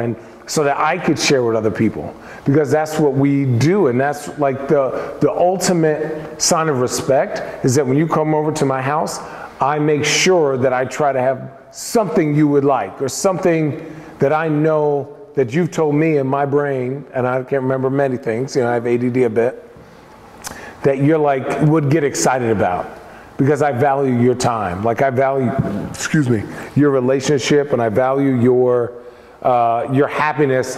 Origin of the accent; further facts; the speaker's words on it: Arizona, United States; moved away as an adult; now in Portland, United States; I'm from Arizona.